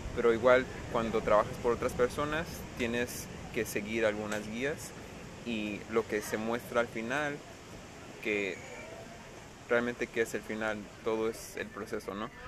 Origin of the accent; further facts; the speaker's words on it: United States; first language English; Spanish is a second language; vengo de Estados Unidos y mi mamá es americana, me crío puro inglés